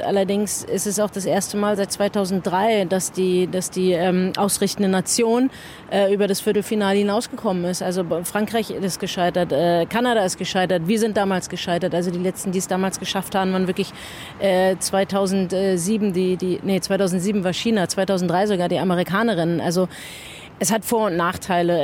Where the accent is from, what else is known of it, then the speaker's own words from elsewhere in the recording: Germany; also born or lived in Australia; als Deutsche, die in Deutschland lebt